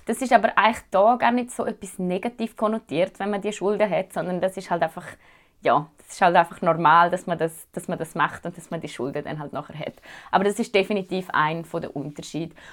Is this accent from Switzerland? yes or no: yes; Zurich, Switzerland; moved away as an adult; now in Thunder Bay, Canada; mich als Schweizerin